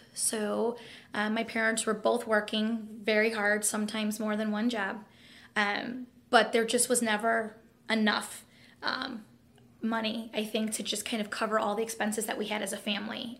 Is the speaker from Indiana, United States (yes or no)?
yes; East Chicago, Indiana, United States; grew up in East Chicago in the harbor